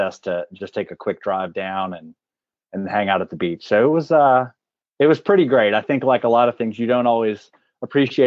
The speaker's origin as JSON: {"language": "English", "town": "Clute", "region": "Texas", "country": "United States", "tie": "born or raised there", "moved": "yes", "lives_now": "Atlanta, United States", "said": "I grew up in the Houston area, actually about an hour south of Houston. It's a pretty small town. It's called Clute, Texas."}